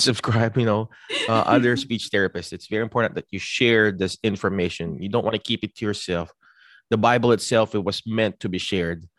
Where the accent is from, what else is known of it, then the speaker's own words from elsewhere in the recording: Philippines; now in United States; I came from the Philippines